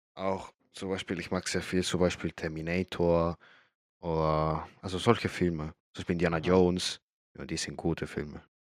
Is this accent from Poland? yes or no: no; Chile; now in Germany; ich komme aus Chile